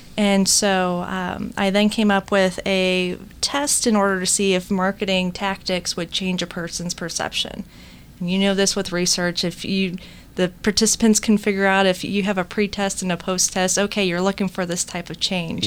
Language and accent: English; United States